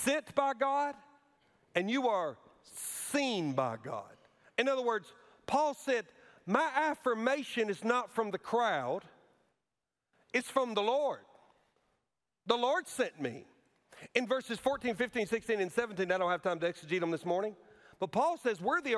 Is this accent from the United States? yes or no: yes; Alabama, United States; moved away; my home state and where I went to college, at Auburn University.